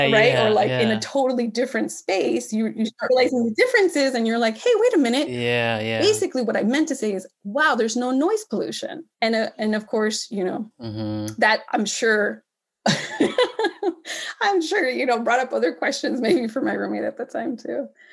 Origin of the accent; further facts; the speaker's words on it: Cudahy, California, United States; I was primarily raised in a city, a small city called Cudahy.